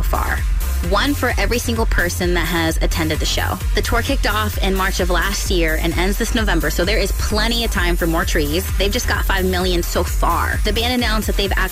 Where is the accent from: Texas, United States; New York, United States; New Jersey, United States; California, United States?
California, United States; Stockton; now in Baltimore, United States; Stockton, California, that's my hometown